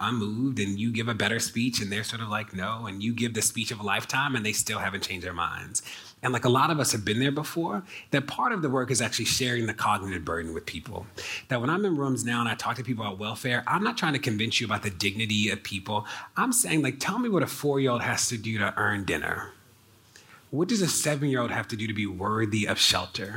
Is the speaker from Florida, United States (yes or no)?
no; Maryland, United States; my home state of Maryland